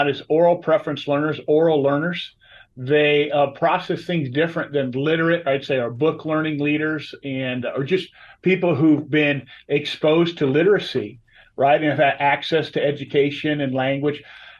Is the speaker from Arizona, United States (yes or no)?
yes; Scottsdale, Arizona, United States; born there; there's a lot of native Arizonans. I was born in Scottsdale.